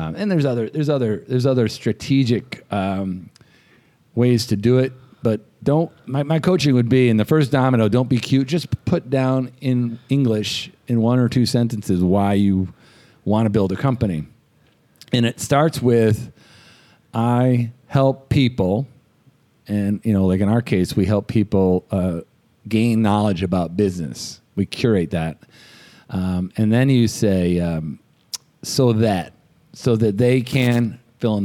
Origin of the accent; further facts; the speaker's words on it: Boston, Massachusetts, United States; we're from Boston